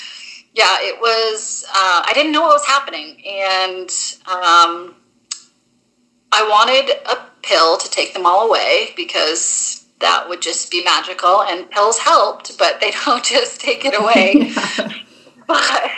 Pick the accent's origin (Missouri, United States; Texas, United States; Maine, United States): Maine, United States; moved away; I'm from Maine originally